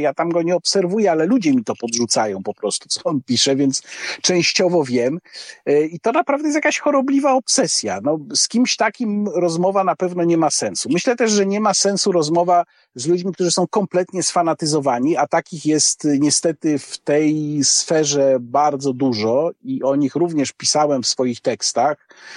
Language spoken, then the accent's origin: Polish; Łódź, Łódź Voivodeship, Poland; moved away as an adult; also born or lived in Warsaw; z pochodzenia jestem łodzianinem